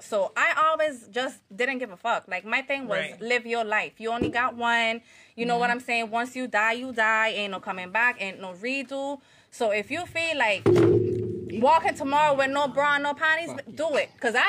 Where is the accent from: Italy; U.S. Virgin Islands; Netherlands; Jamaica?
U.S. Virgin Islands; To be honest with you, what's crazy about it is this. I'm from the Virgin Islands, first of all. So my accent will be flipping back and forth.